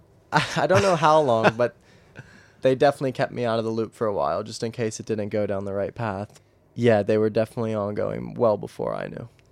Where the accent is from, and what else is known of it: United States; moved away